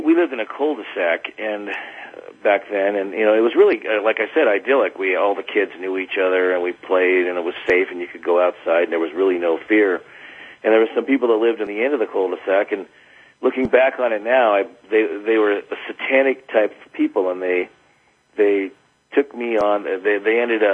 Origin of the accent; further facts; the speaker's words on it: Silicon Valley, Central California, United States; now in Mount Shasta, United States; When I grew up, the Silicon Valley was as idyllic a place, I think, as a kid could grow up